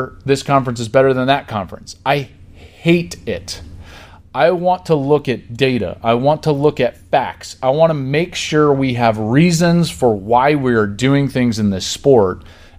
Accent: Denver, Colorado, United States; now in Los Angeles, United States; I grew up in the Denver area, went to Colorado games, was kind of a Big 8 guy, played in the Big 12.

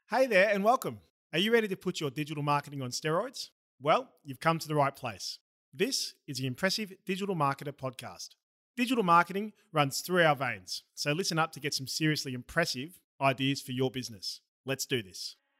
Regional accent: Australia; accent: Australian; my Australian accent

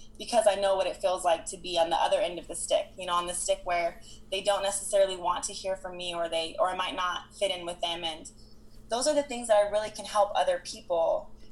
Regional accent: Salt Lake City, Utah, United States; I was born in Salt Lake City, Utah, which is a beautiful place

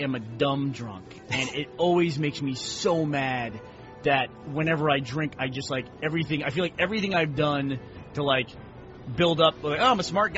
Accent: New York, United States; now in Texas, United States; I grew up in New York and then moved to Texas.

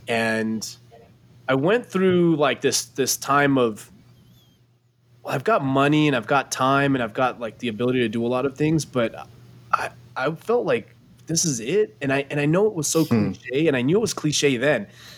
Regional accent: Los Angeles, California, United States; born or raised there

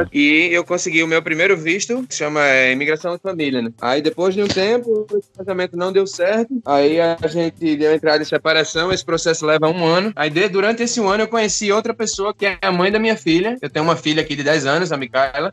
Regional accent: Recife, Pernambuco, Brazil; moved away as an adult; also born or lived in Natal, Brazil; now in Norway; Eu sou natural de, de Recife, Pernambuco

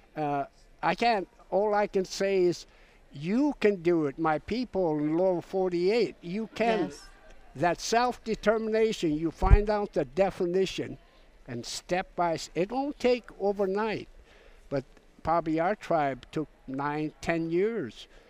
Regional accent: St. Paul, Alaska, United States; I am an Aleut from St. Paul Island

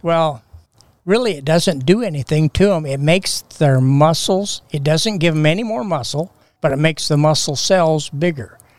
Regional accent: Castle Rock, Washington, United States; We had a junior Grange in Castle Rock at the Sunnyside Grange. And my family has been Grange members

